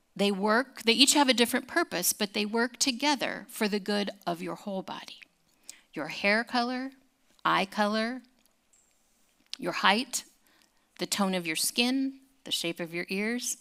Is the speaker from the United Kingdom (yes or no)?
no; California, United States; growing up in California